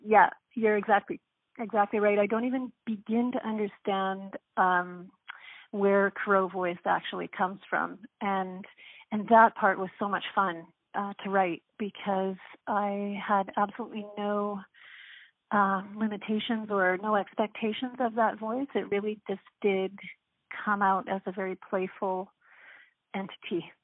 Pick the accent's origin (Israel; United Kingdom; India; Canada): Canada; an Irish Catholic, um, first generation Canadian